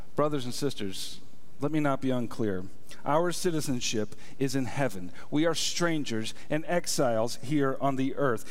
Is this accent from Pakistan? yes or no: no; United States; I am an American citizen.